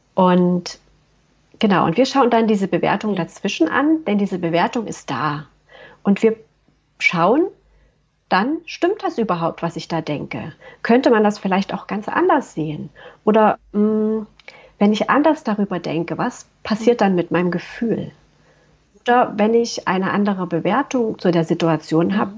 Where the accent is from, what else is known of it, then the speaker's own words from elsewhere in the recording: Waldbröl, North Rhine-Westphalia, Germany; ich komme aus Waldbröl, das ist eine kleine Stadt im Oberbergischen